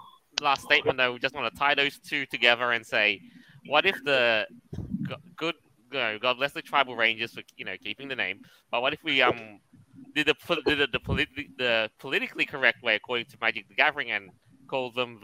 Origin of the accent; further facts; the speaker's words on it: Australia; I'm from Australia.